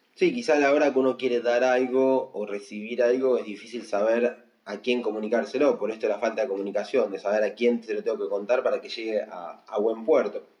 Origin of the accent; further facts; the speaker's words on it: Argentina; casi todos los argentinos hicimos algún ajuste